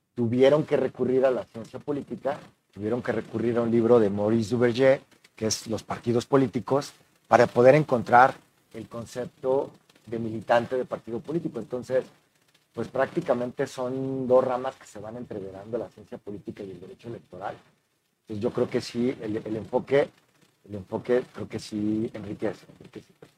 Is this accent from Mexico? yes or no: yes; Mexico City, Mexico; moved away as an adult; now in Nuevo León, Mexico; soy mexicano, eh, soy nacido en la Ciudad de México, tengo 44 años, eh, pero si bien es cierto, soy nacido en la Ciudad de México, tengo radicando ya 15 años aquí en, la aquí en Nuevo León.